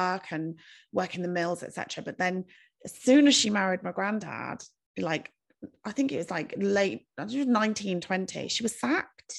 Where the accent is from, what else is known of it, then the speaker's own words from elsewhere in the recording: United Kingdom; we're British